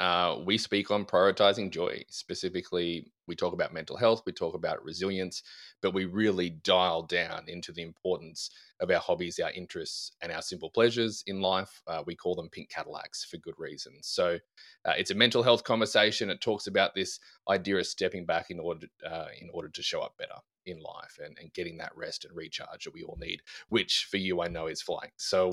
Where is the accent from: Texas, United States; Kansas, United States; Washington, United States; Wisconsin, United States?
Texas, United States; Australian? I'm not Australian. I'm from West Texas, Grant.